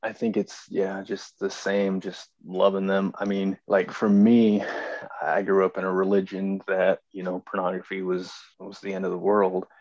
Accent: Idaho Falls, Idaho, United States; I'm from Idaho Falls, Idaho

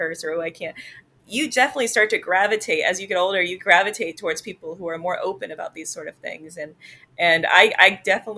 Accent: South Carolina, United States; I grew up in the Bible Belt. I grew up in South Carolina.

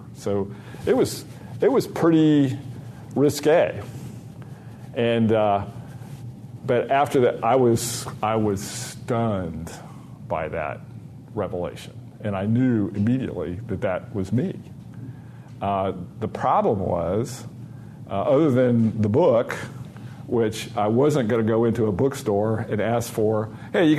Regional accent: Dayton, Ohio, United States; moved away; also born or lived in Rochester; my hometown, Dayton, Ohio

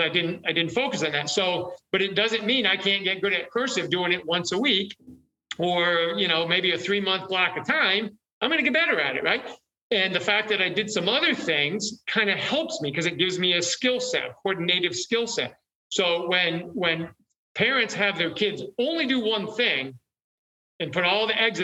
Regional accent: New York, United States; I'm from New York

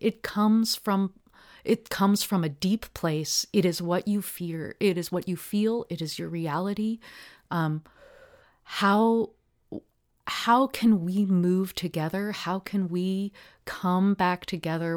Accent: Portland, Oregon, United States; I grew up in Park Rose, uh, neighborhood

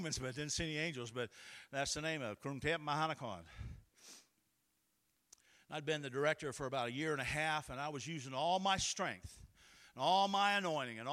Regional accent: United States; And I'm an American.

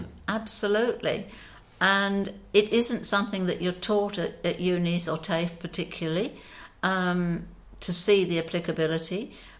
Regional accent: Australia; and we did it because we're Australian. We're proud of our animals.

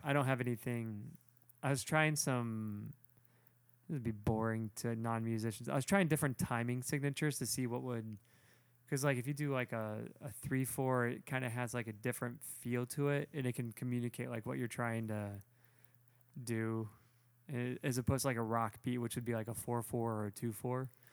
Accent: Toledo, Ohio, United States; I'm from Toledo, the north

